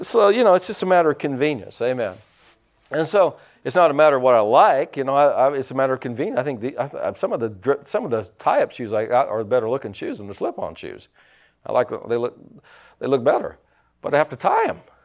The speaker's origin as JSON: {"language": "English", "area": "Pike County", "region": "Indiana", "country": "United States", "said": "I was from Pike County"}